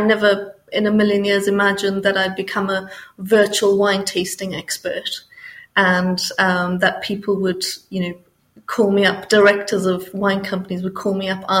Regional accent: Botswana; also born or lived in Namibia; I grew up in Botswana and Namibia, and we used to drive to the coast, drive to Cape Town or Durban in South Africa

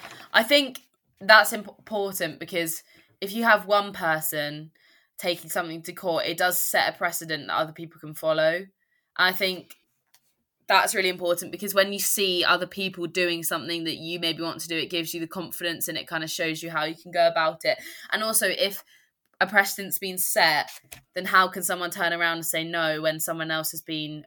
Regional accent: United Kingdom; I think it is culturally we are, as in British people, less likely to cause conflicts, kick up a fuss, as you said.

